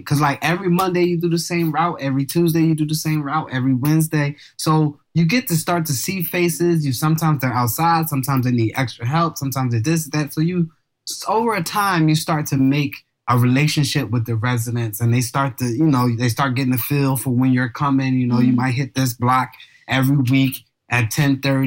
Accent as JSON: {"language": "English", "town": "Philadelphia", "region": "Pennsylvania", "country": "United States", "said": "I am from North Philadelphia"}